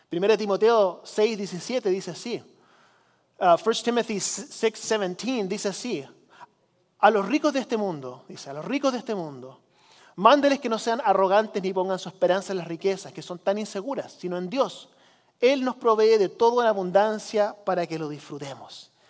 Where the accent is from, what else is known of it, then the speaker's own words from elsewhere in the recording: Chile; Algunos de ustedes saben que yo crecí como misionero en Chile, en los 80 país del tercer mundo